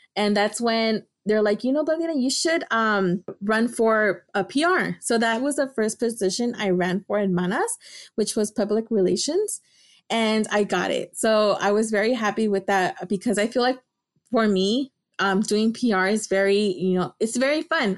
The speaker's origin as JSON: {"language": "English", "town": "Los Angeles", "region": "California", "country": "United States", "tie": "born or raised there", "also_born_or_lived": "Davis, California", "said": "I'm from Los Angeles, California. I grew up in Highland Park"}